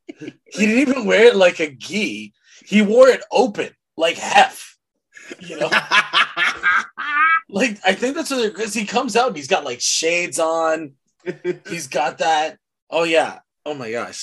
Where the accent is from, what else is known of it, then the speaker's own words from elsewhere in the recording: Mississauga, Ontario, Canada; we grew up in Mississauga